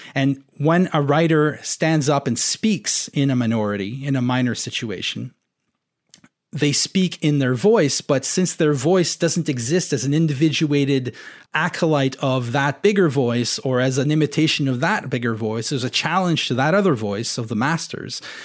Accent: Ontario, Canada; first language French; English is a second language; I grew up in Ontario

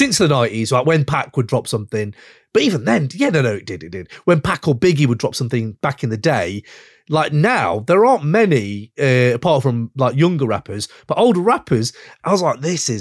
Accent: Yorkshire and the Humber, United Kingdom; it reminds me of home because it's growing up in Yorkshire.

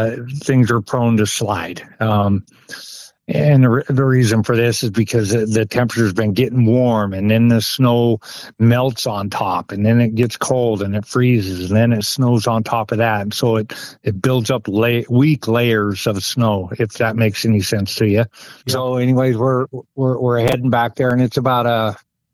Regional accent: Pocatello, Idaho, United States; I'm born and raised in Pocatello, Idaho

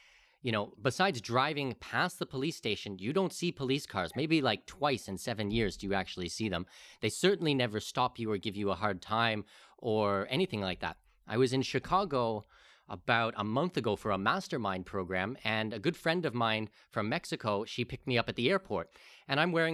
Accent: Canada; moved away; I'm Canadian as well

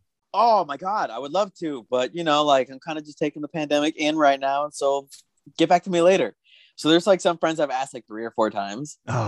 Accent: Tucson, Arizona, United States; I'm just from Tucson.

